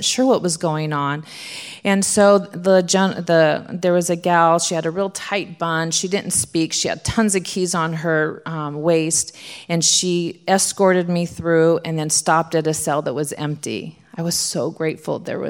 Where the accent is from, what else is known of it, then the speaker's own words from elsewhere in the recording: Southern California, United States; I'm from Southern California.